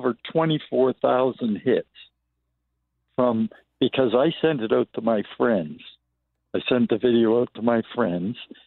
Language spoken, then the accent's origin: English; Toronto, Ontario, Canada; moved away as an adult; now in Calgary, Canada; I'm originally from Toronto. I grew up there.